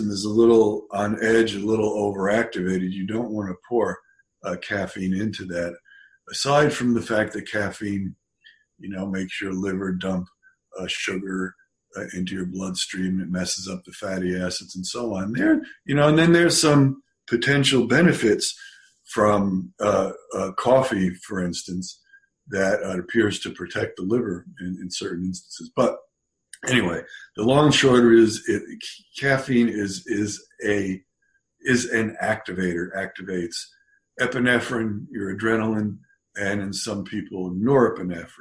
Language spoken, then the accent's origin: English; California, United States; I'm from California. I haven't been there in 5 months